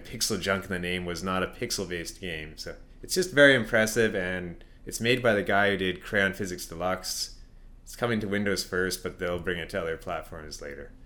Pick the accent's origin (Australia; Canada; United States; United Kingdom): Canada; being Canadian